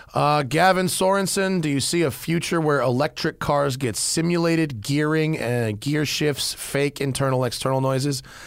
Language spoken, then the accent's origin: English; United States; as an American